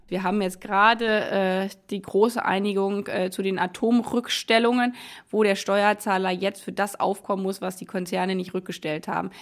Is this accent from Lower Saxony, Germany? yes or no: no; Brandenburg, Germany; Ich komme aus Brandenburg